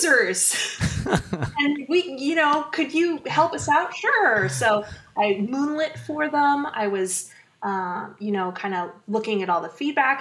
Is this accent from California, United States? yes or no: yes; Menlo Park, California, United States; I grew up in Menlo Park